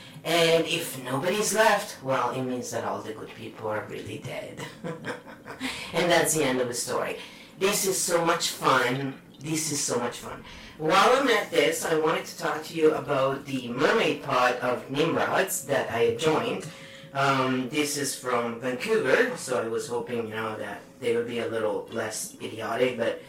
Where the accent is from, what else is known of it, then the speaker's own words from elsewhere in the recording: United Kingdom; But I am British, so of course we make shit up.